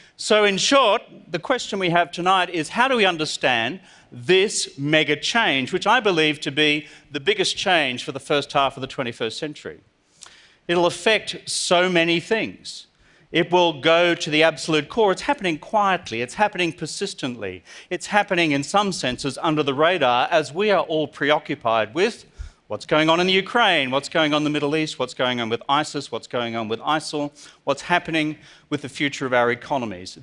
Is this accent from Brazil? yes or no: no; Australia; I'm from Australia.